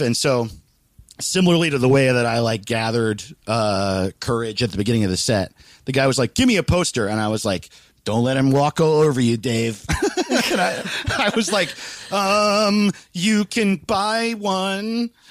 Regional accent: Greenwood Lake, New York, United States; moved away; I'm from Greenwood Lake, New York, where like everyone dies of cocaine.

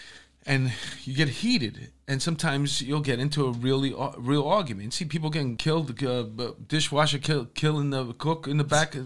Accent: New York, United States; I grew up in New York at a diner

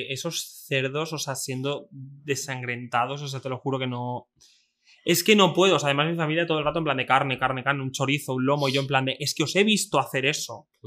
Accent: Extremadura, Spain; yo he sido una persona que soy de Extremadura, soy de un pueblo muy pequeño

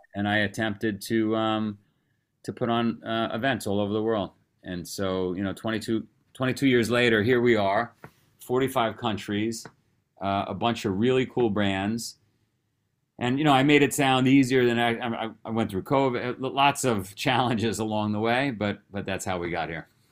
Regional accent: New York City, New York, United States; I grew up in Queens, New York.

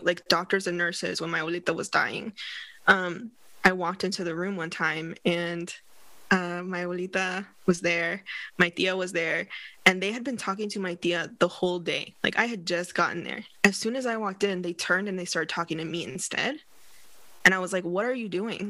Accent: West Coast of the United States, United States; also born or lived in London, United Kingdom / Barcelona, Spain / Philadelphia, United States; on the West Coast, when I was growing up

